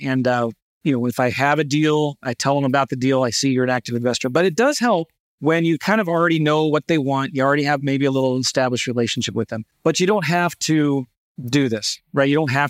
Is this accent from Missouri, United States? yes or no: yes; St. Louis, Missouri, United States; Now I'm an investor from St. Louis.